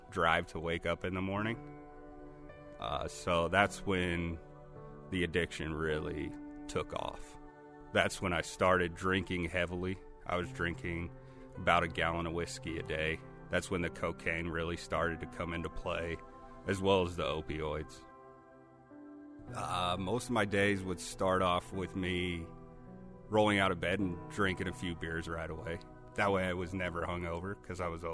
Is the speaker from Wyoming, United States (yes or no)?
yes; Wyoming, United States; Growing up in Wyoming